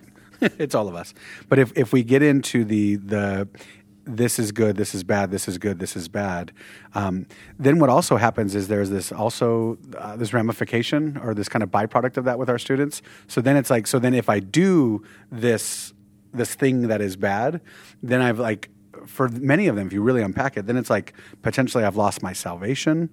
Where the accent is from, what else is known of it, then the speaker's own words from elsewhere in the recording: Southern California, United States; we're from Southern California